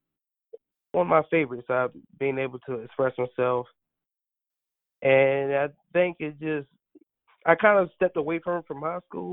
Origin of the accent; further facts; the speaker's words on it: Stovall, North Carolina, United States; moved away as an adult; now in Raleigh, United States; growing up from Stovall